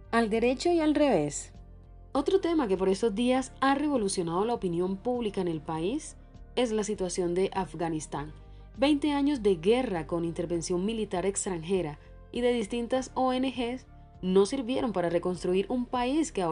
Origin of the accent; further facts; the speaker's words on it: Colombia; Pero, ¿somos los colombianos racistas? ¿Excluimos a las personas de los pueblos originarios?